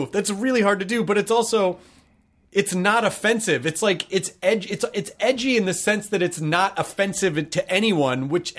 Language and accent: English; Tennessee, United States; I'm from Tennessee.